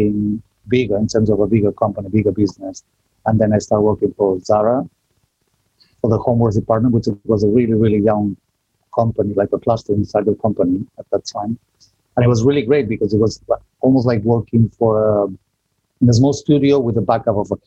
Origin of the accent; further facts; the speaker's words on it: Barcelona, Catalonia, Spain; moved away as an adult; also born or lived in north of Spain; now in London, United Kingdom; I was born, bred, and raised in Barcelona, Spain